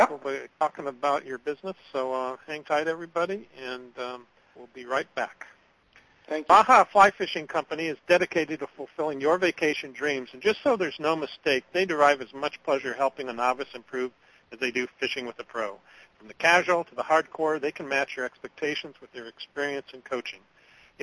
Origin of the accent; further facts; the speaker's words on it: Anchorage, Alaska, United States; moved away; I grew up in Anchorage, Alaska, and that's where I learned to fish with my dad